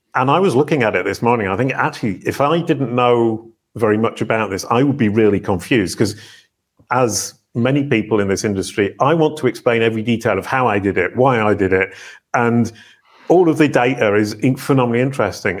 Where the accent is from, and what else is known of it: Yorkshire moors, north of England, Yorkshire and the Humber, United Kingdom; born or raised there